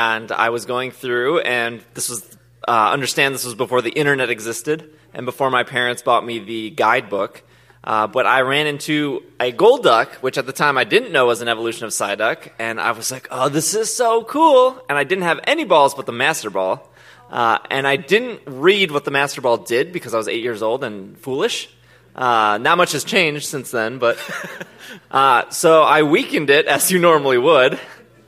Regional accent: Milwaukee, Wisconsin, United States; Milwaukee Public Schools taught me well

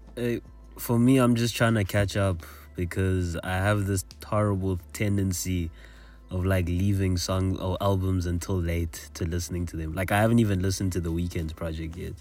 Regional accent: South Africa; a South African listener

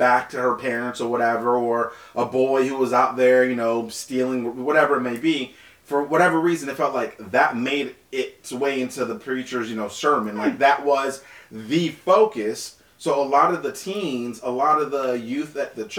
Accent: Naples, Florida, United States; also born or lived in Haiti; my family in Naples, Florida

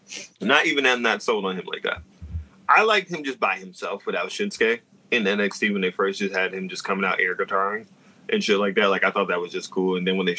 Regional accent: New York, United States; As a New Yorker.

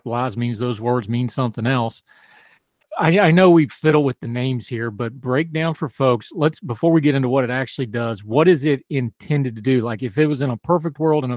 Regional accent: West Virginia, United States; I come from West Virginia

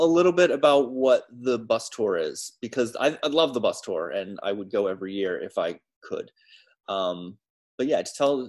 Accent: Maine, United States; And me being a white boy from Maine, we didn't really cover any of that in our educational system.

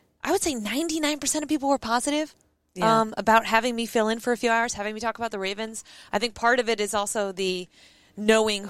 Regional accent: New England, United States; I'm from New England

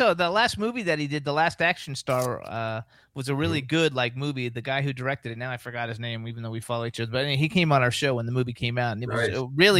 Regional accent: West Palm Beach, Florida, United States; I grew up in West Palm Beach, Florida.

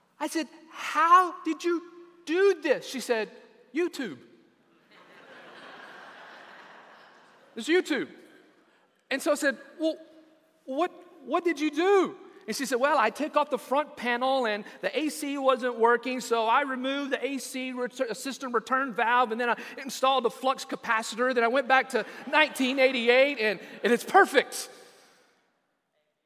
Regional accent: West Texas, United States; Growing up in West Texas

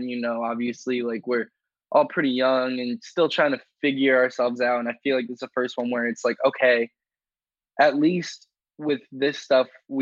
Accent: New York, United States

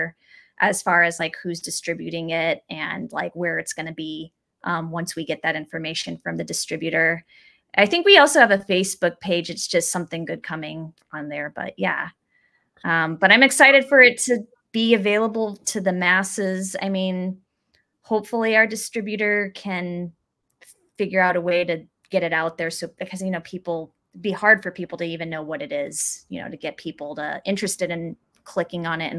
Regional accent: Phoenix, Arizona, United States; now in Los Angeles, United States; I'm from Arizona. I live in LA now, but that's my hometown

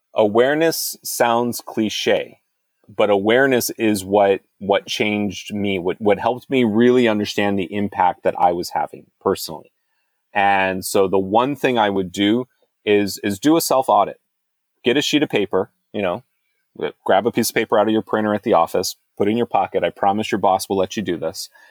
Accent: United States; I'm an American. I live in America

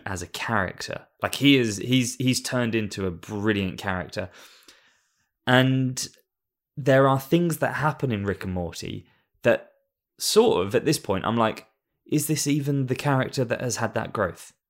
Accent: England, United Kingdom; moved away; being an Englishman that lives in another country

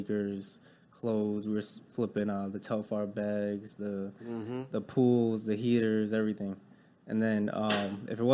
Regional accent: Connecticut, United States; moved away as an adult; now in Dallas, United States; I'm 27 years old. I'm from Connecticut

